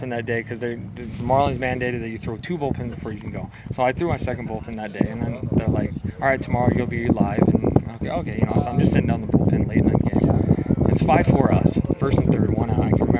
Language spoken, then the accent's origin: English; San Francisco, California, United States; Growing up in San Francisco, I would go to Candlestick Park.